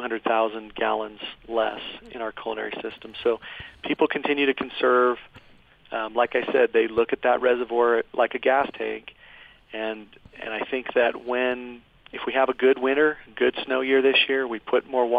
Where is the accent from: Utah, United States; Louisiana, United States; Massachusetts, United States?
Utah, United States; Cottonwood Heights; also born or lived in Provo, Utah; I grew up in the Cottonwood Heights area, and I lived in Provo for a while